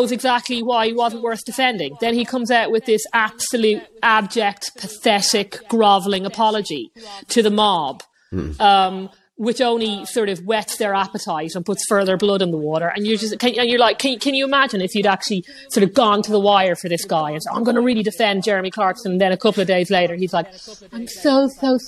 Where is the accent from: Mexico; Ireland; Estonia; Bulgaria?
Ireland